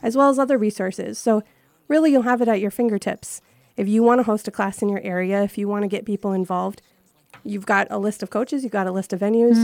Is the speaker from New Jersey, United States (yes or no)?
no; Minnesota, United States; moved away as an adult; now in New Hampshire, United States; I'm originally from Minnesota